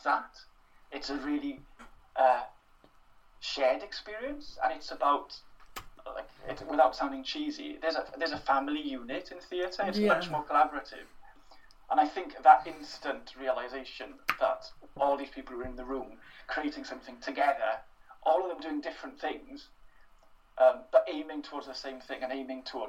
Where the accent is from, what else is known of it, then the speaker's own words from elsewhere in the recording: Wales, United Kingdom; first language Welsh; English is a second language; My home language was Welsh, my school language was Welsh